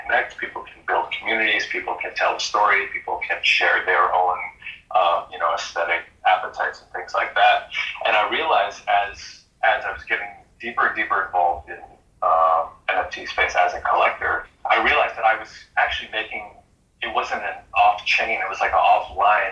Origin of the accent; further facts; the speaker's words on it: Boston, Massachusetts, United States; also born or lived in San Francisco; now in Los Angeles, United States; Growing up in Boston